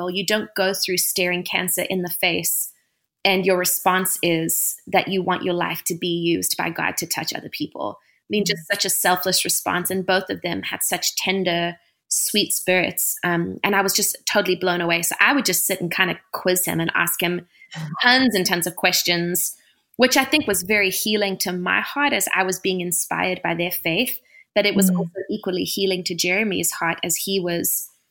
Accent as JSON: {"language": "English", "country": "South Africa", "tie": "born or raised there", "moved": "as an adult", "lives_now": "United States", "said": "So I was born and raised in South Africa, and I came over to America for music."}